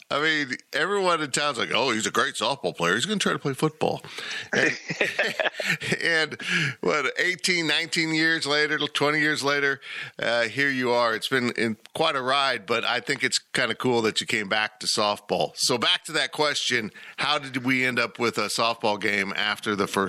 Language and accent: English; Salina, Kansas, United States; Growing up in Kansas with softball, exactly like I did in Salina.